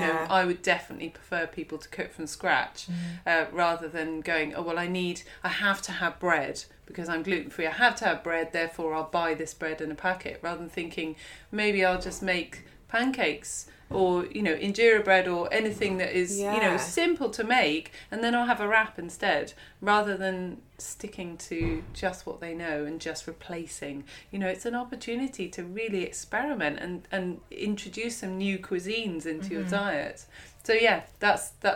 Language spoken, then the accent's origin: English; near Monkton Wyld / River Cottage, South West England, United Kingdom; moved away; also born or lived in London; I grew up down here. The commune was quite close to Monkton Wild, was quite close to River Cottage.